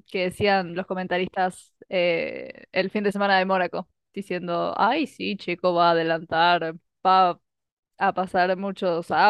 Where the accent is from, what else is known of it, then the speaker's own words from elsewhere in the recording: Argentina; yo siendo argentina